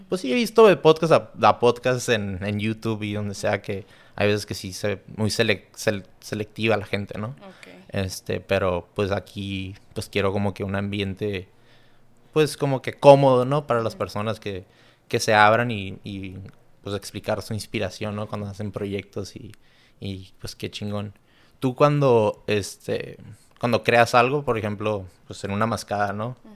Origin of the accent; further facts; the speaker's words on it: Mexico; te orgullece, pues, como siendo mexicana